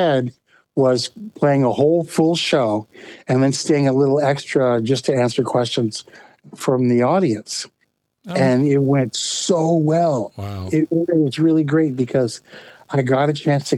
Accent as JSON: {"language": "English", "area": "Bay Area", "region": "California", "country": "United States", "tie": "born or raised there", "said": "I grew up in California, in the Bay Area"}